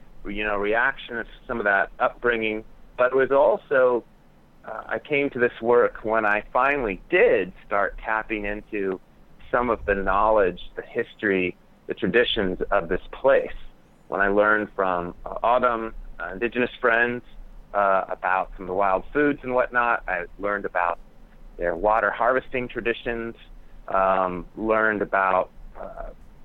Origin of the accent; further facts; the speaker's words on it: Tucson, Arizona, United States; I grew up here in Tucson, Arizona, so a dry land community